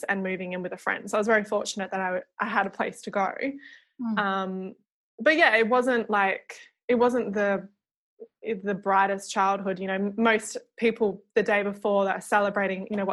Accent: Dunsborough, Western Australia, Australia; also born or lived in Perth; I grew up down south in Dunsborough, which is like 4 hours out of Perth.

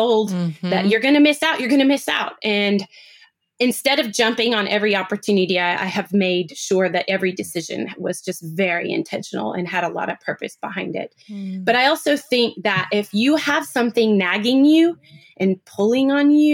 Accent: Seattle, Washington, United States; Seattle girl. I'm from Pacific Northwest.

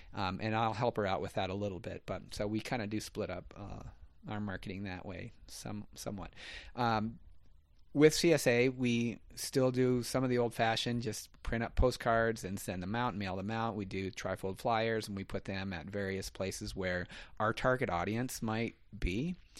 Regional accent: Gallatin Valley, Montana, United States; I grew up here in the Gallatin Valley

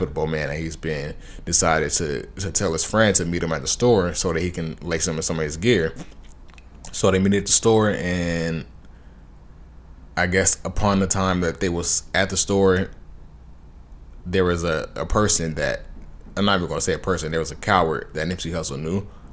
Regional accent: Los Angeles County, California, United States; I'm from Los Angeles County

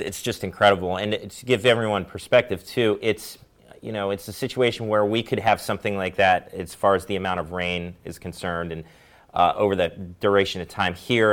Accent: Maryland, United States; moved away; also born or lived in Ohio; I'm from Maryland

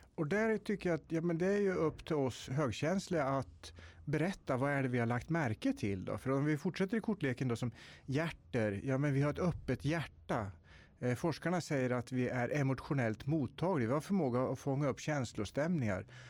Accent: Tiveden forests, Närke, Örebro County, Sweden; jag är född och uppväxt i Tiveskogarna i Närke

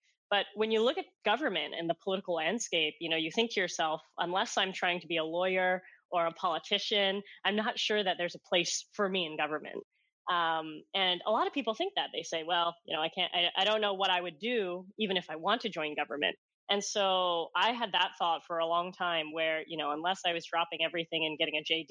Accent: Hong Kong; moved away; my genesis of growing up in Hong Kong

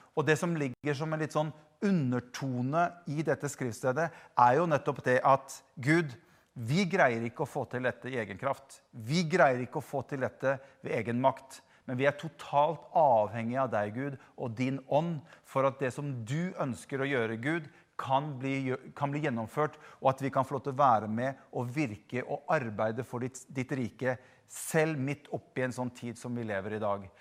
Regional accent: Bergen, Vestland, Norway; moved away; Jeg kommer jo egentlig fra Bergen

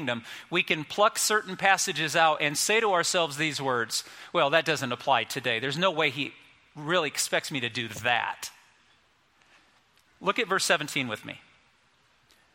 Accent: United States; we're American.

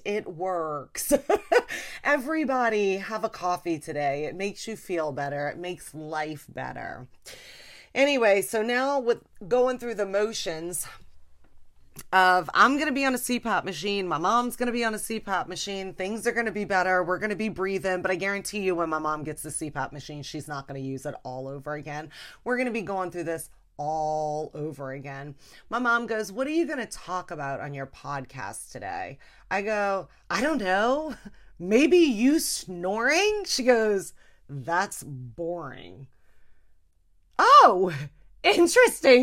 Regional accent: Louisiana, United States; we're from Louisiana, you know? I grew up eating all fried food.

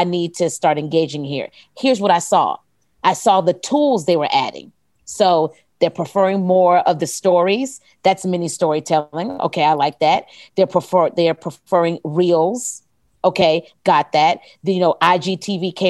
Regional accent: the South, United States; I'm a Southerner

